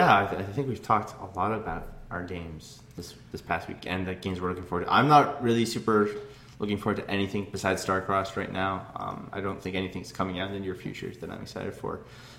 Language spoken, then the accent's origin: English; Ireland; That was a pun. Irish. Because I'm fucking Irish, so.